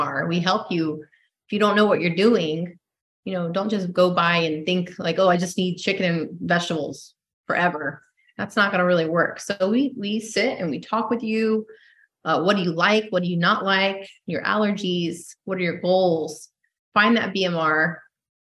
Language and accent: English; Tampa, Florida, United States; I'm a typical Tampa, you know, native